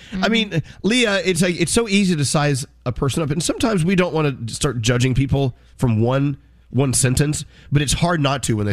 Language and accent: English; Brooklyn, New York, United States; It'll burn down because it's summertime. We're hot. I'm from Brooklyn. That's what we do.